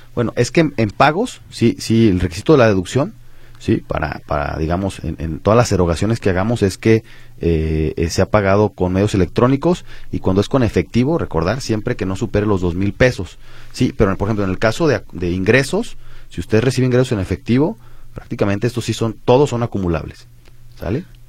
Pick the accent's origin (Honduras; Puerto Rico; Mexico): Mexico